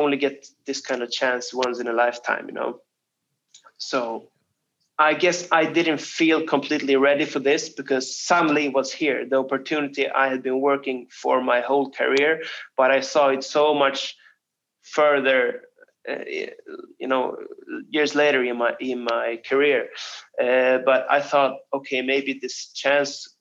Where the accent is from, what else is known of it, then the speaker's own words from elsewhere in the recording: Stockholm, Stockholm County, Sweden; my hometown of Stockholm